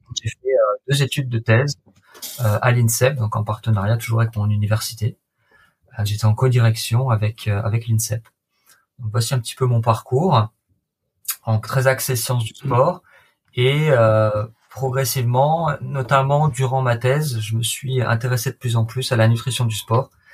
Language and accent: French; La Seyne-sur-Mer, Provence-Alpes-Côte d'Azur, France; moved away as an adult; also born or lived in Liverpool, United Kingdom; je viens de la Seine-sur-Mer, dans le Var, euh, à côté de Toulon